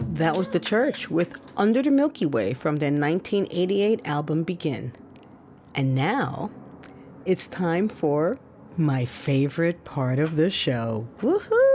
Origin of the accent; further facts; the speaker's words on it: New York City, New York, United States; moved away as an adult; also born or lived in Brooklyn; I grew up in the Bronx and I left